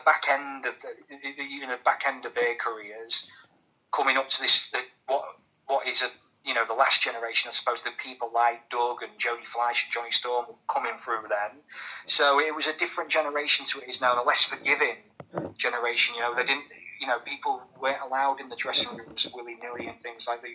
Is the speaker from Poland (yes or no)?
no; Grimsby, Yorkshire and the Humber, United Kingdom; I'm from Grimsby as well